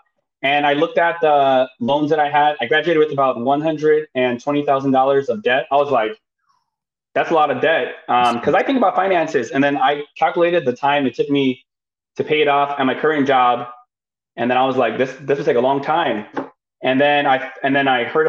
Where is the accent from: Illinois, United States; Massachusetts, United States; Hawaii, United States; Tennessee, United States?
Illinois, United States; Chicago; moved away as an adult; also born or lived in Bay Area, California; now in Sacramento, United States; I'm originally from Chicago